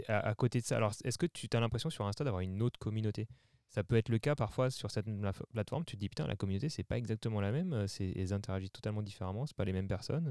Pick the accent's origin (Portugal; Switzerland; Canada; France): France; Mulhouse area, Alsace, Grand Est; moi je suis originaire de la région de Mulhouse, en Alsace